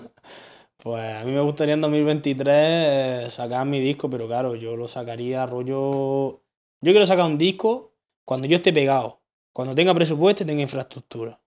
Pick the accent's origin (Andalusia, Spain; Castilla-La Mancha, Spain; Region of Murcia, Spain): Andalusia, Spain; Granada; el hecho de yo ser de Granada, hmm. literalmente mi acento ya me hace distinguirme de todo el mundo